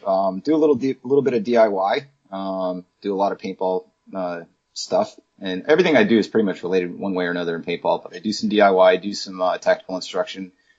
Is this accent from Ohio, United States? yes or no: no; Houston, Texas, United States; Well, I'm from Houston, not Dallas